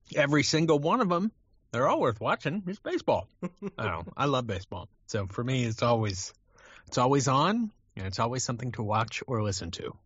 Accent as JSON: {"language": "English", "region": "California", "country": "United States", "tie": "born or raised there", "said": "I grew up in California"}